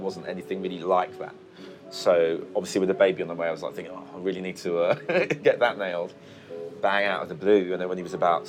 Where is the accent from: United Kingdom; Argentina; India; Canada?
United Kingdom; I mean, I grew up in the UK, so when he says I'm from Jamaica, he's kind of, it's not just him making it up.